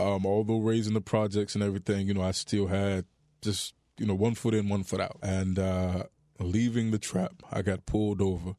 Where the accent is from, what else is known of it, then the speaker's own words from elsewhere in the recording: Miami, Florida, United States; Born and raised in Miami, Florida.